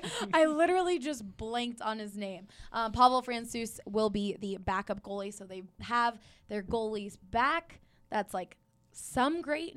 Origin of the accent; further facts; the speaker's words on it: United States; also born or lived in Philadelphia, Pennsylvania / Washington, D.C.; now in Denver, United States; I grew up in Philly and D.C.